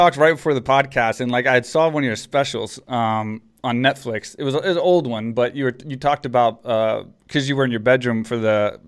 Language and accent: English; small town Texas, United States; moved away as an adult; also born or lived in Houston, Texas; now in San Jose, United States; I grew up in small town Texas and then moved into the city